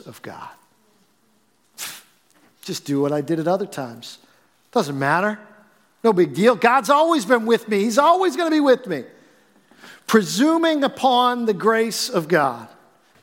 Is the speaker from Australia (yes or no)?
no; Billerica, Massachusetts, United States; I grew up in Billerica